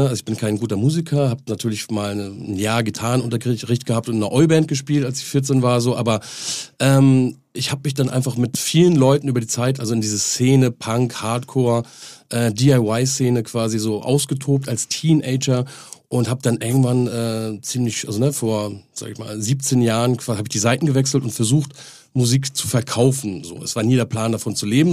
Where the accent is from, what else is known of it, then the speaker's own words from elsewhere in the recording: Henstedt-Ulzburg, Schleswig-Holstein, Germany; moved away; also born or lived in Hamburg; an meine äh, Geburtsstadt, Heinstedt-Ulzburg